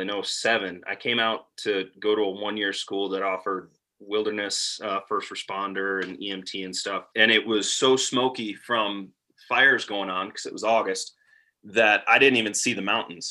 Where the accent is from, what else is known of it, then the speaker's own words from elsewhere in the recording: Wisconsin, United States; now in Montana, United States; I'm originally from Wisconsin